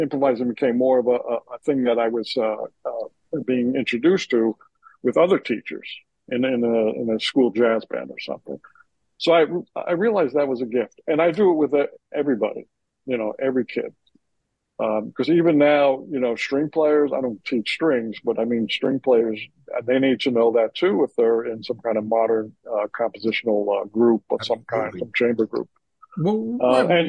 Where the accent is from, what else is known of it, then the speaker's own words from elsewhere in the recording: Union, New Jersey, United States; I grew up in Union, New Jersey